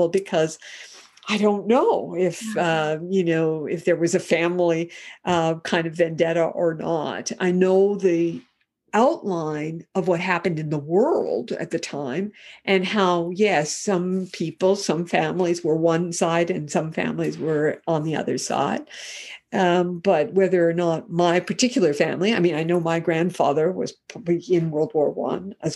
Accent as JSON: {"language": "English", "country": "Canada", "tie": "born or raised there", "also_born_or_lived": "Cairo, Egypt / Rome, Italy / Calgary", "lives_now": "Whistler, Canada", "said": "I grew up in Canada. I came to Canada when I was 6 years old"}